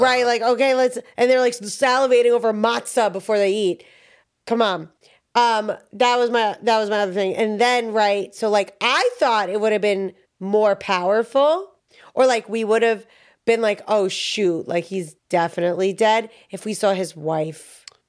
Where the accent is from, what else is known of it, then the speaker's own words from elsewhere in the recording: New York, United States; I'm from New York